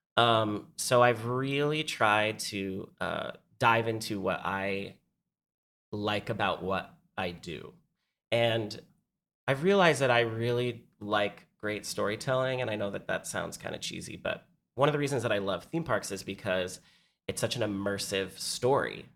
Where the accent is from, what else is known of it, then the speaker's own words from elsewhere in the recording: San Diego, California, United States; now in New York, United States; I'm from San Diego. So everybody that I grew up with had gone